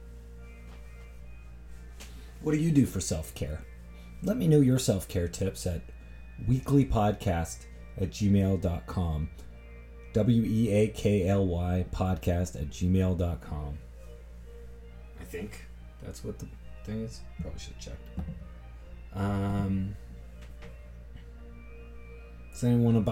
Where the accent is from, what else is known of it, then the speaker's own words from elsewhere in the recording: Toronto, Ontario, Canada; I'm not smug about this damn city I'm from. I'm just from here.